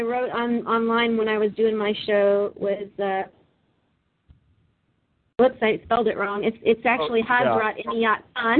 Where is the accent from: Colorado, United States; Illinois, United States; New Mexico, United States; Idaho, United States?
New Mexico, United States; also born or lived in Connecticut; now in North Carolina, United States; I was born in Connecticut, so that explains my addiction, and I grew up in New Mexico.